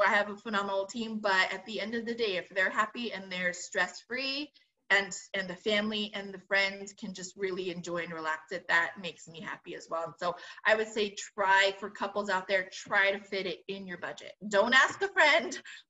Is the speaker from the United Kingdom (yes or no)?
no; Philippines; I mean, I'm Filipino, so I have that nod to baked.